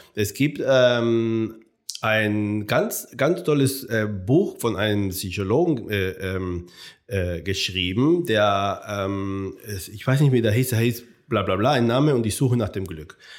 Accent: Cuba; moved away as an adult; also born or lived in Jena, Germany; now in Frankfurt, Germany; geboren wurde ich auf Kuba. Ich bin ja äh, Sohn äh, spanischer Auswanderer und äh, die Anfang des Jahrhunderts, des Jahrhunderts noch nach äh, Kuba äh, gezogen sind. Ähm, und da bin ich aufgewachsen.

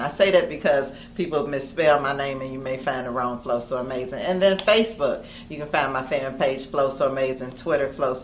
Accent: Cincinnati, Ohio, United States; I'm from Cincinnati, Ohio

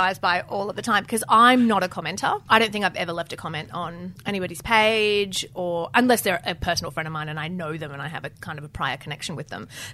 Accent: Lebanon; moved away; I wasn't born here. I was born in Lebanon and I grew up there

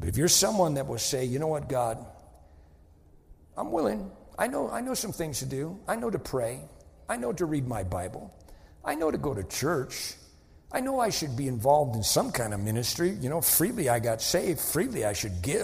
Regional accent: Wenham, Massachusetts, United States; moved away; I'm from Wenham, Massachusetts. Wenham is a little dinky town of 3,000 people

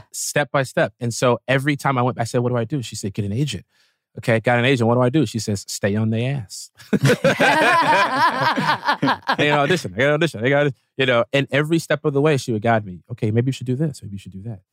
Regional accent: Chicago, Illinois, United States; we are both from Chicago

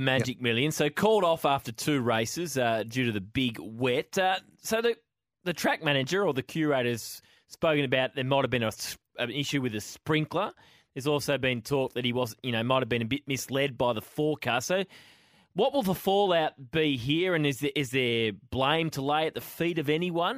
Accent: Dandenong Ranges, Victoria, Australia; I grew up in the Dandenong Ranges

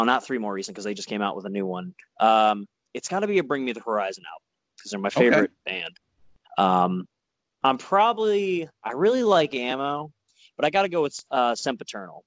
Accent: Oklahoma, United States; it's my home state.

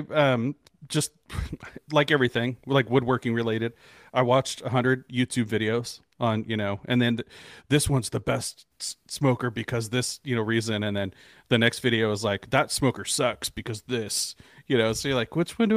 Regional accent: California, United States; So I'm originally from California, and out there it's not as big as it is in Texas.

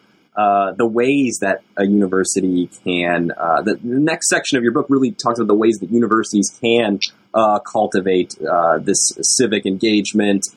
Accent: Oklahoma, United States; my home state, Oklahoma

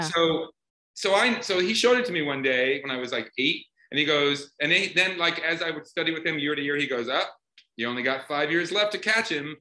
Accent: Iowa, United States; I grew up in the in, in, in the Midwest in Iowa

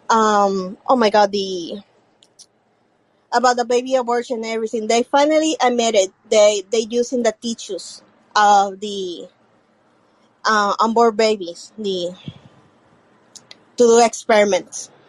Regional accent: Puerto Rico; English is a second language; Where are you from again? Puerto Rico. Puerto Rico.

